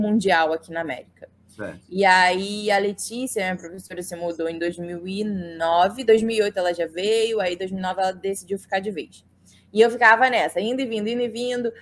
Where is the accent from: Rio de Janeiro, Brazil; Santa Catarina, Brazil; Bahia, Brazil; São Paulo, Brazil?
Rio de Janeiro, Brazil; Saquarema; now in United States; me mudei para Saquarema quando eu tinha nove anos